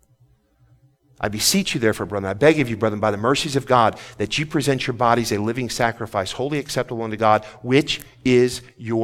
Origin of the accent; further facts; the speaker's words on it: Port Huron, Michigan, United States; moved away; I grew up, I was born in Port Huron, Michigan, and lived there a few years.